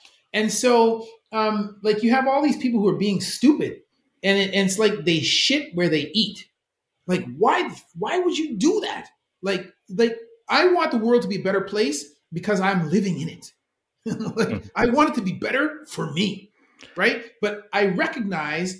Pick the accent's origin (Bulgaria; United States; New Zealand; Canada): Canada; I'm a Canadian